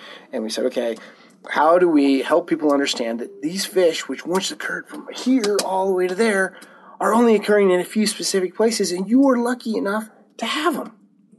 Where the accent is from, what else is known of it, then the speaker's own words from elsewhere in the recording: Montana, United States; I grew up in Montana.